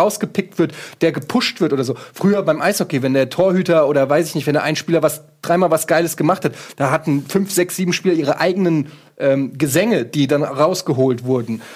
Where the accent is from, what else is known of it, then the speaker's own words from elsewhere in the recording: Frankfurt, Hesse, Germany; ich komme aus Frankfurt